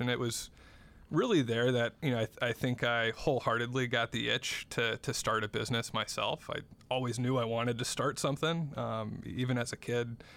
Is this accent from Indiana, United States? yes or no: yes; South Bend, Indiana, United States; I grew up in South Bend, Indiana.